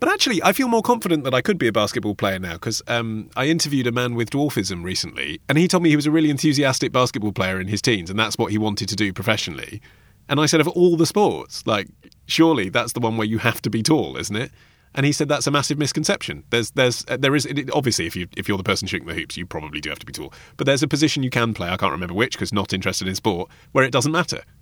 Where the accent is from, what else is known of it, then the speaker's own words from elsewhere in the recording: England, United Kingdom; we're English.